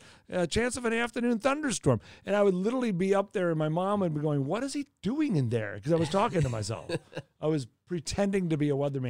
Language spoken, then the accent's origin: English; Los Angeles, California, United States; I grew up out in the San Fernando Valley, in the West Valley, Canoga Park, Woodland Hills out there in the West Valley.